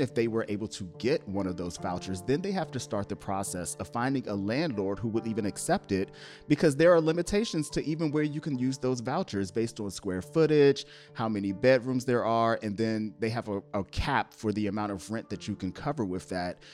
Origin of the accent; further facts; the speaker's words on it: Upper Marlboro, Maryland, United States; moved away as an adult; also born or lived in Washington, D.C.; now in Los Angeles, United States; I grew up on the East Coast and D C and the Maryland, um, suburb of D C of Upper Marlboro